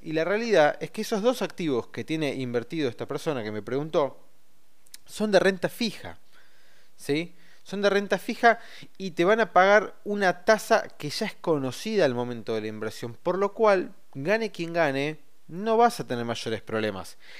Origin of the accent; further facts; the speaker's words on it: Argentina; somos este, argentinos y tenemos la obligación y el derecho de votar